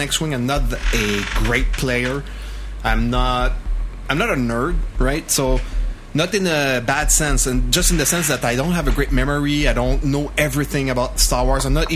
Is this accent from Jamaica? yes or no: no; Canada; accent: French Canadian; English is a second language; it's an English podcast done by a French Canadian